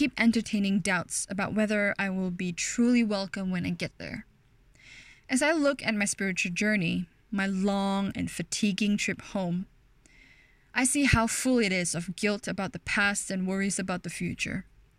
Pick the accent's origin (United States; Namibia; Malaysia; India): Malaysia; Ampang, Selangor; I was born and bred in Malaysia, specifically in a beautiful, thriving town called Ampang. The one in Selangor, not the one in Ipoh.